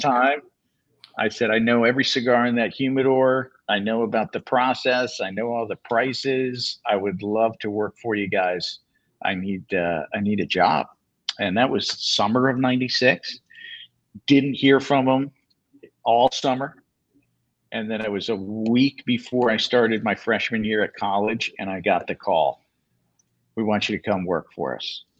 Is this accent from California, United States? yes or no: no; Connecticut, United States; growing up in Connecticut